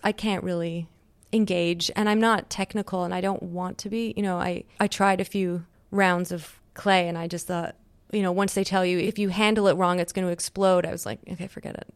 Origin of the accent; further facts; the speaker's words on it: Montreal, Quebec, Canada; moved away; I grew up in Canada